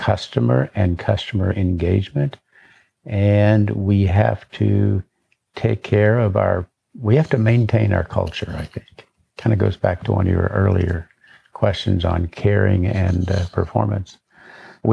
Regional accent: Eureka Springs, Arkansas, United States; moved away; back home where I grew up in Northwest Arkansas

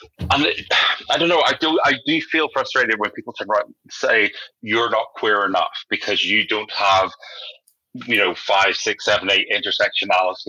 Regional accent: Northern Ireland, United Kingdom; now in London, United Kingdom; growing up in Northern Ireland is a very socially conservative place

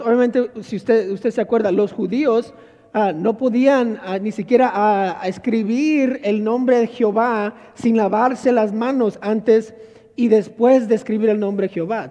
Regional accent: Monterrey, Nuevo León, Mexico; yo crecí en Monterrey, Nuevo León

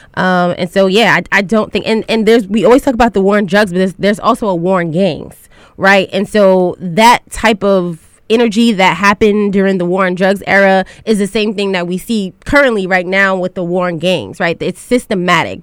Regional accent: New York City, New York, United States; I am from Southeast Queens

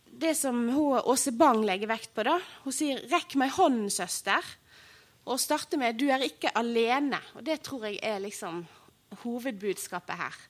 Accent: Odda, Vestland, Norway; Og Odda, der jeg kommer fra

